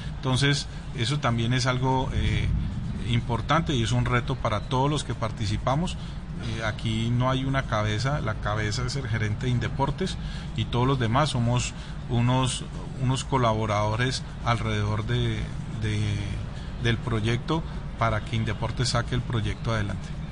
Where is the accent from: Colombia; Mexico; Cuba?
Colombia; accent: Colombian; mi, papá es suizo y mi mamá es colombiana, entonces pero pues ya más colombiano.